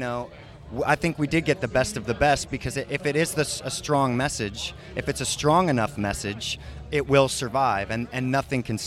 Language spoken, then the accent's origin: English; Santa Cruz, California, United States; I grew up near Santa Cruz